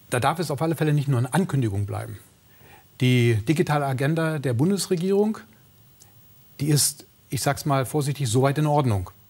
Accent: Brandenburg, Germany; ich komme aus der Uckermark, dass die Uckermark auch komplett installiert wird, dass wir den, den, die Abwanderung aus dem ländlichen Raum auch stoppen.

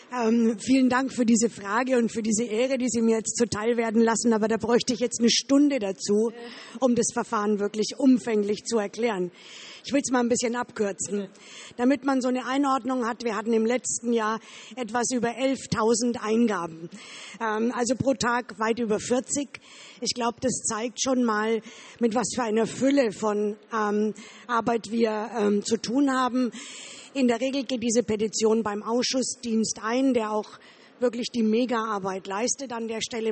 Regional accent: Bavaria, Germany; Ich komme aus Bayern, aus dem Wahlkreis Erlangen.

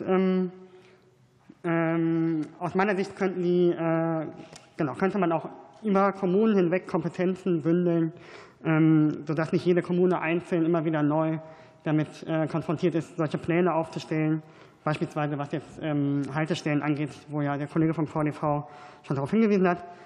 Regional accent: North Rhine-Westphalia, Germany; ich komme aus NRW

